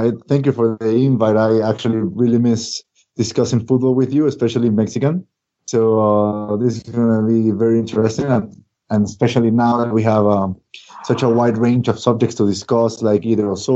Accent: Ecuador; I'm from Ecuador

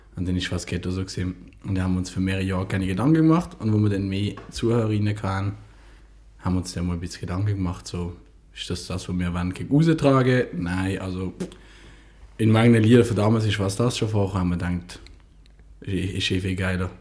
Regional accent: Basel, Basel-Stadt, Switzerland; Ich als Basler

